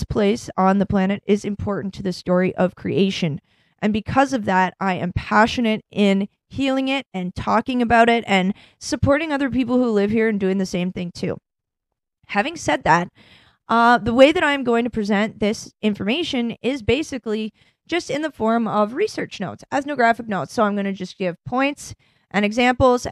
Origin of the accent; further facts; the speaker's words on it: Canada; moved away as an adult; also born or lived in Ireland / England / France; now in United States; I live here now and I've been working in America energy since 2014. I'm Canadian.